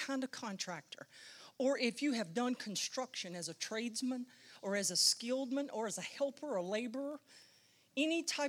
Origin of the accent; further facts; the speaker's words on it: Central North Carolina, United States; I grew up in Central North Carolina